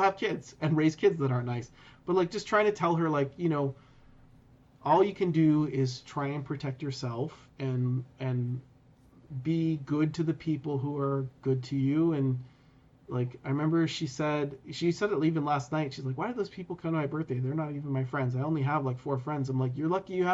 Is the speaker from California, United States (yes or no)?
yes; Sacramento, California, United States; moved away as an adult; also born or lived in Los Angeles, California; now in Canada; I grew up in California. Like, I grew up in Sacramento.